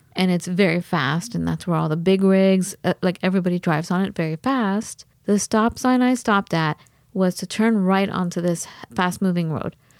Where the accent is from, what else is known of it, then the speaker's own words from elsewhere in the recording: California, United States; moved away; also born or lived in Wisconsin; I'm from California